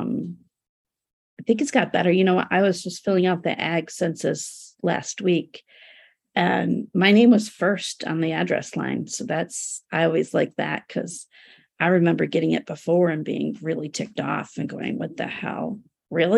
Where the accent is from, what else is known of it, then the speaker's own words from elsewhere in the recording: United States; also born or lived in Turkey; as an American and a woman